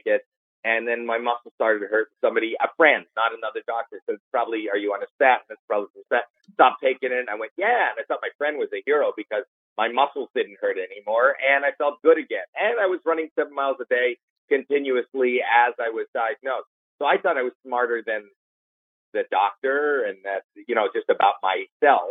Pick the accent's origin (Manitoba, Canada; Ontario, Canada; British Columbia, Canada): Ontario, Canada; Toronto; moved away; I'm from Toronto, Canada